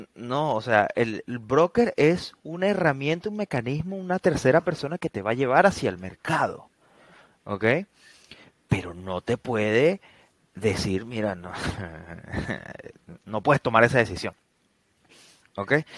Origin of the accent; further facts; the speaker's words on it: Venezuela; nosotros que somos venezolanos